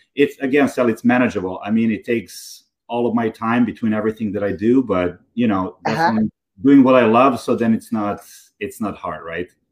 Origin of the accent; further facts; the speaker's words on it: Belgrade, Serbia; moved away as an adult; now in New York, United States; I grew up in Serbia so I grew up in Belgrade, Serbia